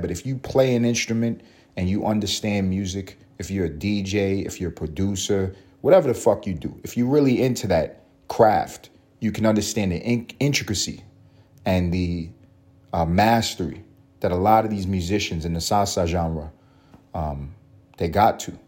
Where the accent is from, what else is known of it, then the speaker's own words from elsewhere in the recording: New York City, New York, United States; I grew up on Third Ave, walking uptown on Third Ave in East Harlem